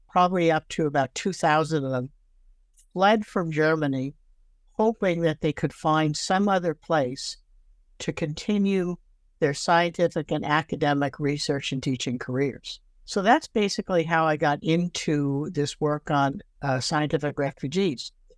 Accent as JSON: {"language": "English", "town": "Toronto", "region": "Ontario", "country": "Canada", "tie": "born or raised there", "also_born_or_lived": "Brooklyn, New York / Fredericton, New Brunswick", "lives_now": "Victoria, Canada", "said": "I actually grew up in Toronto"}